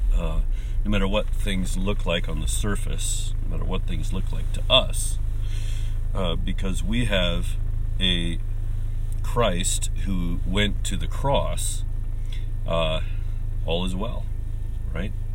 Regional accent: United States; now in Japan; my home country of, of the U.S.

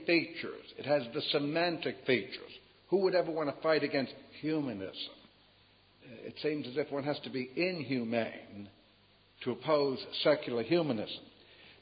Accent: United States

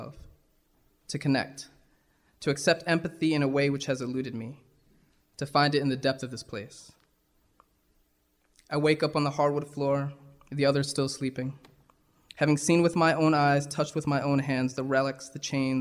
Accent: New York, United States; I'd say New York.

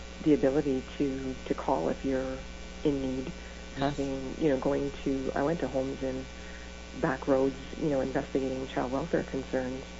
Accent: Northern Ontario, Canada; moved away; I came from Northern Ontario. It's pretty sheltered

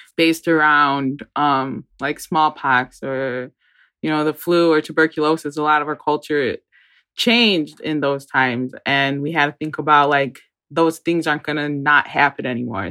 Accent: Great Lakes, United States; we're from Great Lakes

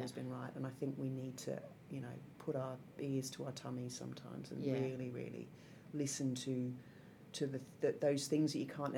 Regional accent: Singapore; I grew up in Singapore

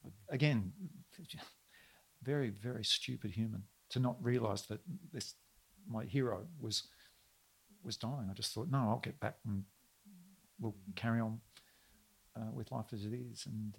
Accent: Melbourne, Victoria, Australia; I'm really sorry, ma'am. I'm from Melbourne.

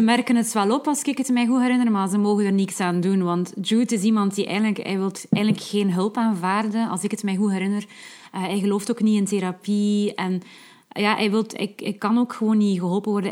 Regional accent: West Flanders, Belgium; als West-Vlaming moet ik

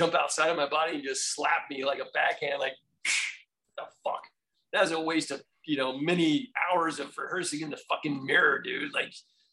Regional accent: Florida, United States; I grew up in Florida in a military background

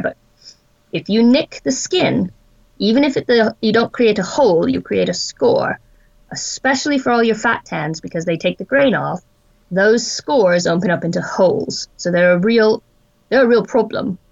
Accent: Wyoming, United States; I was born in Wyoming in the United States, and I grew up in a place that has rather vast tracts of wilderness and very minimally populated areas.

